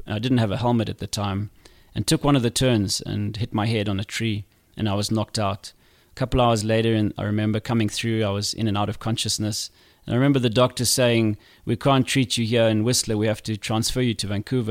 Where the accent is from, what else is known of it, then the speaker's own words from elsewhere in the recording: Zimbabwe; Growing up in Zimbabwe was not easy as a kid.